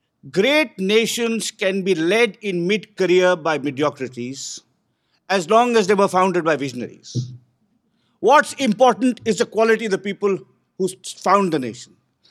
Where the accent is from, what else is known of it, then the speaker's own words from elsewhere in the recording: Bangalore, Karnataka, India; I come from Bangalore, which is supposed to be India's Silicon Valley. It's the home of Indian startups and the home of India's most far-seeing venture capitalists.